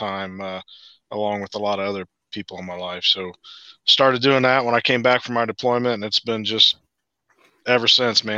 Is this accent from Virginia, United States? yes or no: no; Central Ohio, United States; I'm from Central Ohio